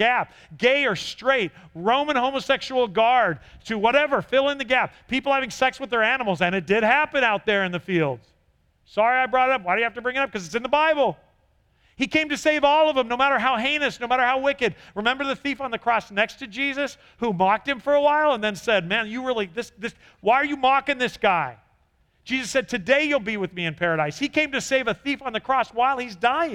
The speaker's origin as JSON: {"language": "English", "region": "California", "country": "United States", "tie": "born or raised there", "said": "I grew up in California"}